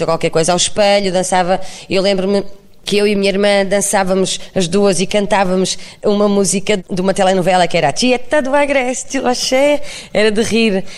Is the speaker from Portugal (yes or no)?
yes; Barcelos, Braga, Portugal; eu sou de Barcelos